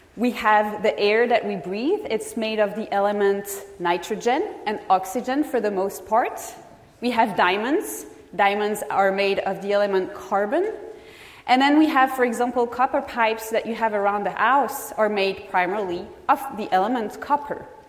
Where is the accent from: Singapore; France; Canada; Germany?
France; moved away as an adult; now in California, United States; I am originally from France